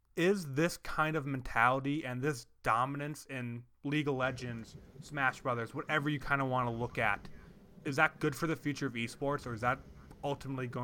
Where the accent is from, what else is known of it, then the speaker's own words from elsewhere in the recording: Wisconsin, United States; I am from Wisconsin